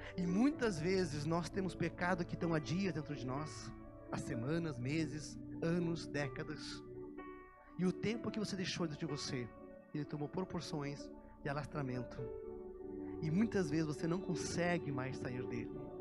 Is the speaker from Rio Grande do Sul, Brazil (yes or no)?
yes; Canguçu, Rio Grande do Sul, Brazil; moved away; also born or lived in Curitiba; eu saí de Canguçu, cidade do meu pai, mas mais bem no interior do Rio Grande do Sul, eu já nasci na área rural, aí morava numa cidadezinha, desde os meus 11 anos. E depois me mudei para Curitiba.